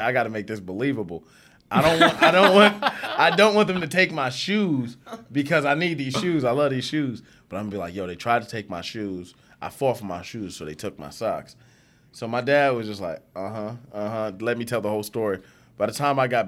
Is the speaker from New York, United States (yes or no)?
yes; New York City, New York, United States; I'm from New York City